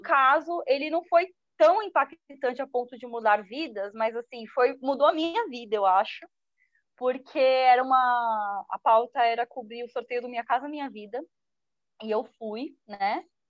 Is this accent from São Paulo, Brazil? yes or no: yes; São Vicente, São Paulo, Brazil; also born or lived in Santos; Eu nasci, eu nasci em Santos, mas só por acaso, só porque o hospital era em Santos, mas eu passei minha vida toda em São Vicente.